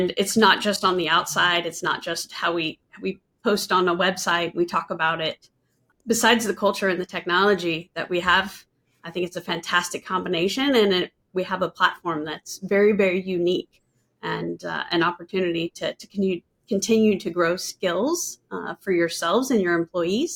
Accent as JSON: {"language": "English", "area": "West Coast", "region": "California Sierra Nevada", "country": "United States", "tie": "born or raised there", "moved": "yes", "lives_now": "Dallas-Fort Worth, United States", "said": "I grew up in the West Coast, and I'm an avid snowboarder. So I spent much of my youth in the California Sierra Nevada mountains growing up"}